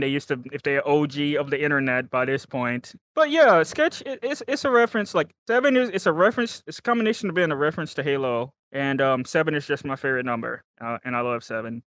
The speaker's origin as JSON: {"language": "English", "region": "Texas", "country": "United States", "tie": "born or raised there", "said": "I am from America, Texas, specifically the state of Texas"}